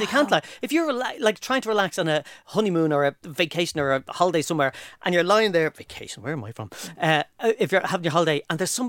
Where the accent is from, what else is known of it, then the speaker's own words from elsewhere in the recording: Ireland; "Oh, can we have a, a, menu in English? We're from Ireland. Can we have?"